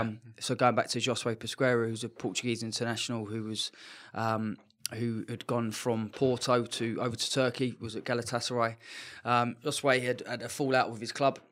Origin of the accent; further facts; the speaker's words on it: England, United Kingdom; moved away; being English